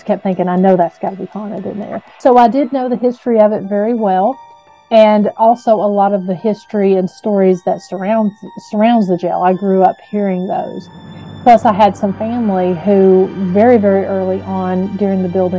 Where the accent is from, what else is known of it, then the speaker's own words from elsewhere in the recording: Huntsville, Tennessee, United States; my hometown of Huntsville, Tennessee, and so I was familiar with that jail from early childhood.